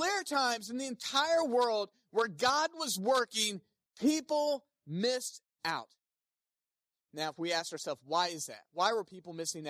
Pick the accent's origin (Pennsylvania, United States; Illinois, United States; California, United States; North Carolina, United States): North Carolina, United States; Smithfield; I grew up in Smithfield, North Carolina